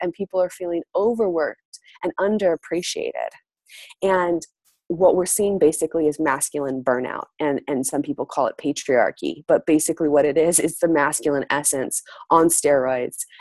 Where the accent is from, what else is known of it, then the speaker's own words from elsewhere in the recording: United States; I'm from the United States.